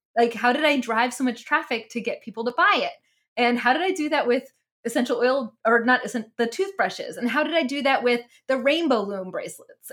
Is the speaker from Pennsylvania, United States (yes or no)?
yes; Mennonite area of Pennsylvania, United States; also born or lived in New Jersey; now in Texas, United States; I was raised, um, in the Mennonite area of Pennsylvania